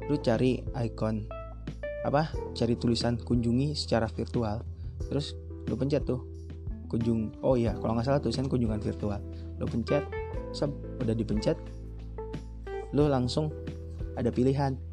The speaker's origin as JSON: {"language": "Indonesian", "town": "Kuningan", "region": "West Java", "country": "Indonesia", "said": "gara-gara corona kan pulang gitu ke asal daerah gue gitu kan gue orang kuningan nah gue pulang"}